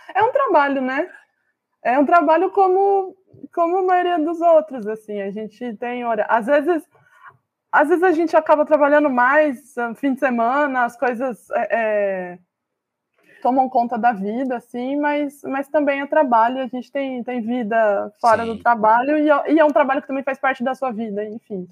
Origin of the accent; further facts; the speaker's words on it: Campinas, São Paulo, Brazil; Campinas é a cidade onde eu nasci